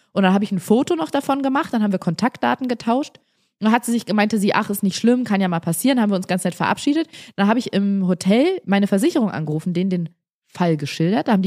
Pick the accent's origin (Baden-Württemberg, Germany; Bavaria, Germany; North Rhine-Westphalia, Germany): Bavaria, Germany; wir sprechen so lustig, so lebensbejahend, wir sind so äh, frohe Natur, das ist so schön hier bei uns in Bayern